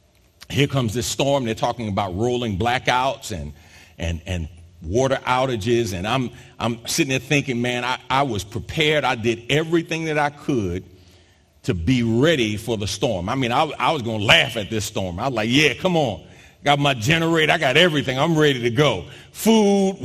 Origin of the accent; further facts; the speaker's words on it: New York, United States; moved away as an adult; also born or lived in South Jersey / Philadelphia area; now in Houston, United States; I'm from New York originally and grew up between New York and South Jersey